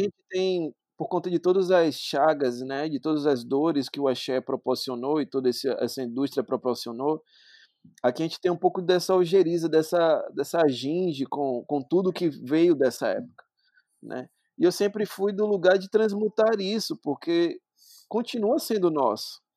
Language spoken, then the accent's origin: Portuguese; Salvador, Bahia, Brazil; Eu sou natural daqui de Salvador mesmo